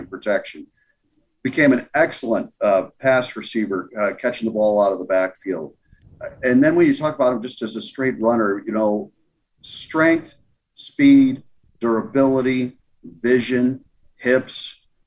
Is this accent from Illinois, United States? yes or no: yes; Chicago, Illinois, United States; also born or lived in Bronxville, New York; now in Ankeny, United States; my all time favorite running back growing up in Chicago, Walter Payton